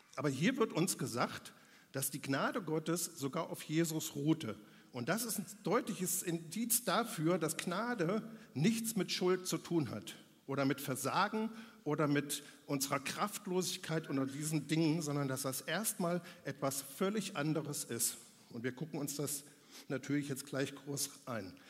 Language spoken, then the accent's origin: German; Germany; bei uns in Deutschland